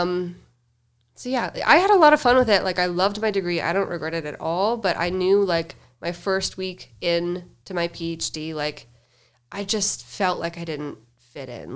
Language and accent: English; Fargo, North Dakota, United States; moved away as an adult; now in Denver, United States; I grew up in good old Fargo, North Dakota